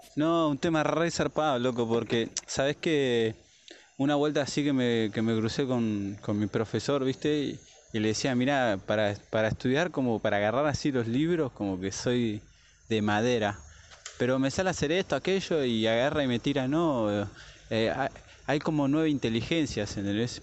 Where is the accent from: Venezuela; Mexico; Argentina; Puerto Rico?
Argentina; yo soy de acá de la Argentina